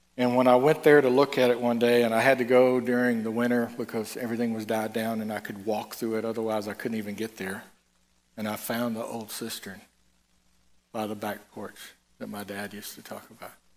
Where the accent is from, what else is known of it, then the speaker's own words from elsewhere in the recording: Tennessee, United States; I'm from I'm from Tennessee.